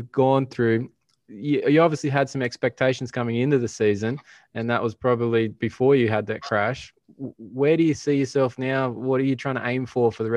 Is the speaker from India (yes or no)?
no; Australia; I'm Australian